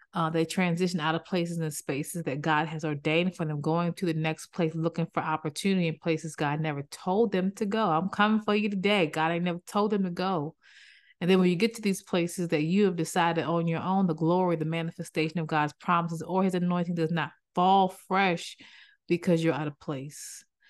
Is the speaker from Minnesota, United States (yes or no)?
no; Maryland, United States; moved away; I'm originally from Maryland